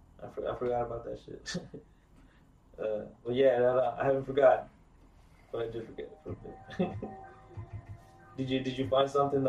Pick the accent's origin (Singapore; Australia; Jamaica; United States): United States; Oceanside, California; We're Oceanside natives.